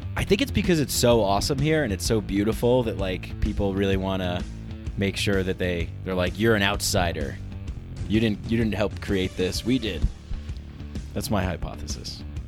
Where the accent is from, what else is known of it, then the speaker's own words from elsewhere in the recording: New York, United States; moved away as an adult; now in Denver, United States; I'm from New York.